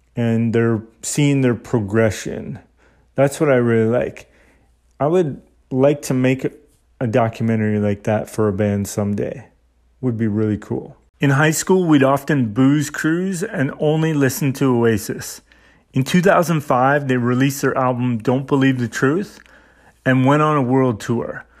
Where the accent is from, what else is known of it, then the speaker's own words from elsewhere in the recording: Saskatchewan, Canada; my hometown in Saskatchewan